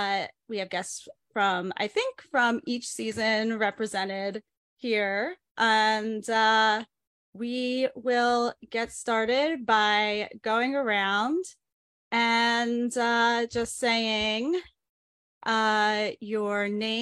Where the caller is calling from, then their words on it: New York City, New York, United States; I'm zooming in from New York City